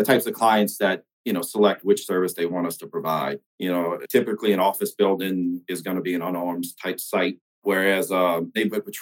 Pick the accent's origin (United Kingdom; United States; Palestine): United States; St. Bernard Parish, outside New Orleans, Louisiana; I grew up in St. Bernard Parish, which is just outside New Orleans